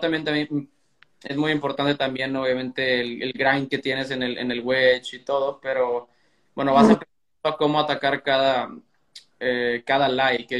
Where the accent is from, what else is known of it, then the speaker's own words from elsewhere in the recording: Reynosa, Tamaulipas, Mexico; allá en Reynosa, donde crecí